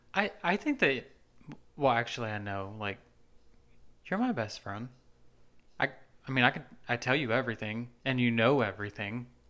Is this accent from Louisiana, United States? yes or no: no; Nashville, Tennessee, United States; I'm from Nashville